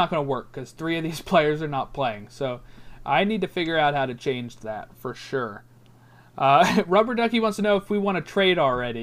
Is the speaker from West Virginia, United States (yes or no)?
no; Baltimore, Maryland, United States; I'm a Baltimore Orioles fan, since I am from Baltimore.